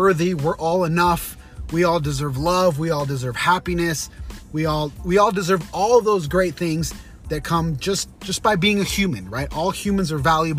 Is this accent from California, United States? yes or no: no; Utah, United States; BYU, Brigham Young University, here in my hometown in Utah.